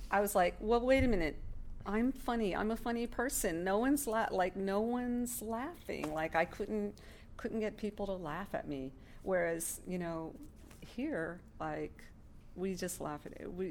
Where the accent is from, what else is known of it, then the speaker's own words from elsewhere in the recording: New York, United States; All right, I'm from New York, and uh, we don't